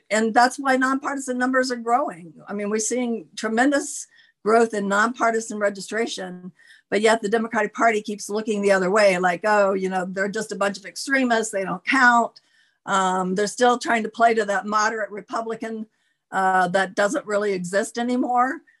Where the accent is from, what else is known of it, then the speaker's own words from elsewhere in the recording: Florida, United States; moved away; I grew up in Florida